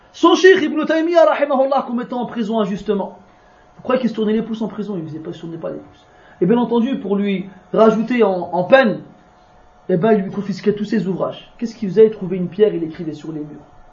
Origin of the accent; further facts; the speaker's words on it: France; je suis né en France, qui est grandi en France, qui parle le français tous les jours.